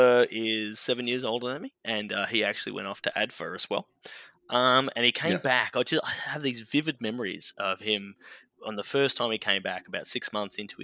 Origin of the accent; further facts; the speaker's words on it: Melbourne, Victoria, Australia; moved away as an adult; also born or lived in Canberra; now in United States; So I grew up in Melbourne